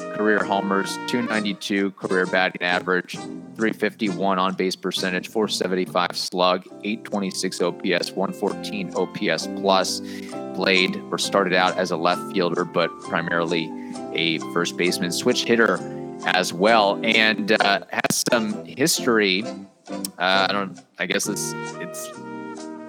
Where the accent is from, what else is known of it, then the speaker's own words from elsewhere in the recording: Cincinnati TV market, Ohio, United States; I watched growing up in the Cincinnati TV market